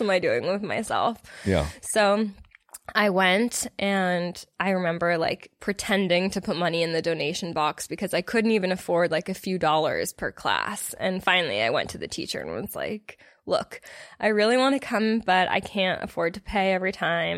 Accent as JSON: {"language": "English", "town": "Los Angeles", "region": "California", "country": "United States", "tie": "born or raised there", "moved": "as an adult", "lives_now": "Austin, United States", "said": "I'm from LA. I grew up in Los Angeles, California"}